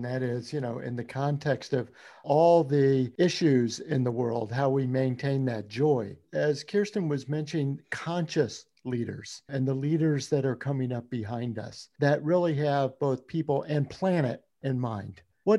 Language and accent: English; Louisiana, United States; that is my home state, Louisiana.